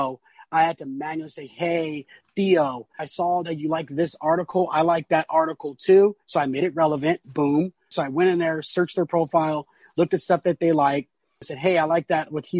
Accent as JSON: {"language": "English", "town": "San Diego", "region": "California", "country": "United States", "tie": "born or raised there", "said": "born and raised in North Park, San Diego"}